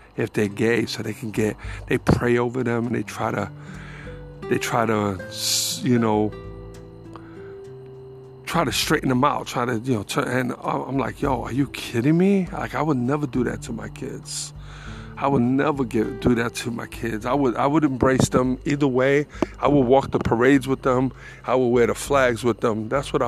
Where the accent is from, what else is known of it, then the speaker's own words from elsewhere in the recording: New York, United States; I'm from New York